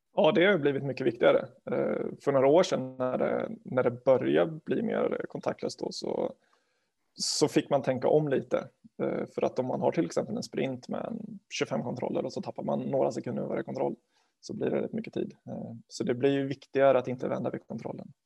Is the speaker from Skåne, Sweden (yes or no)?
no; Garphyttan, Örebro County, Sweden; moved away as an adult; now in Linköping, Sweden; jag är från, från Garphyttan från början, utanför Örebro. Eh, jag har vuxit upp där